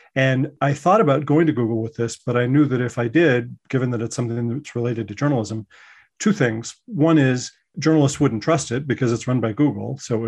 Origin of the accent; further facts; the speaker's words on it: Colorado, United States; now in New York, United States; I'm originally from Colorado, but I went out to New York, went to the J School, loved it, worked at New York Newsday